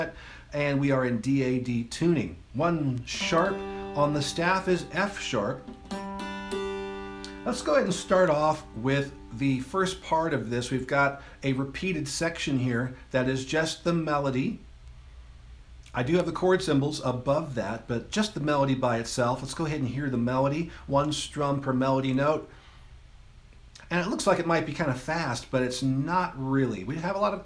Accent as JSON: {"language": "English", "town": "Los Angeles", "region": "California", "country": "United States", "tie": "born or raised there", "said": "I grew up in Los Angeles in the Fairfax District"}